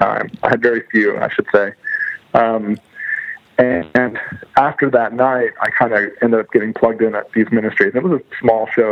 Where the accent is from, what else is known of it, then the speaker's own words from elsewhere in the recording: Louisville, Kentucky, United States; also born or lived in Houston, Texas / Miami, Florida; I've been in the Louisville area since I was about 10. Before that, we lived for a couple of years in Houston, Texas. And then prior to that was in Miami. But so the vast majority of my life is here in Louisville